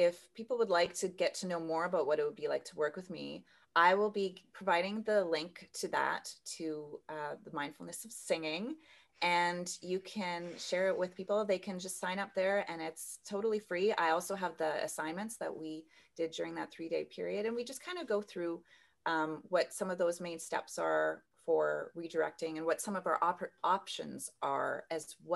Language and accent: English; Kleefeld, Manitoba, Canada; moved away as an adult; also born or lived in Kazakhstan; now in Geneva, Switzerland; I'm near, very near to my hometown where I grew up, and a town of 400 people called Kleefeld.